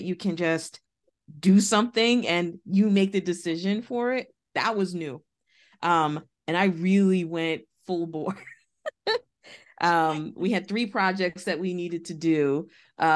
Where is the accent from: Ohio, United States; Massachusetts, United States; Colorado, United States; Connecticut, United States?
Massachusetts, United States; Boston; I grew up in Boston.